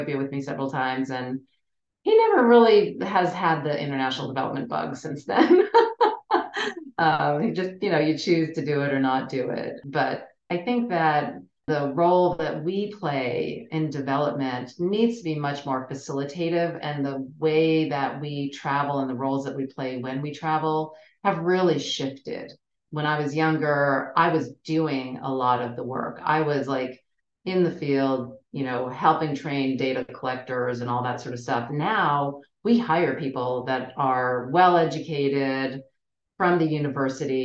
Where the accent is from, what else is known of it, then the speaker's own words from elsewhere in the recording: United States; especially an American woman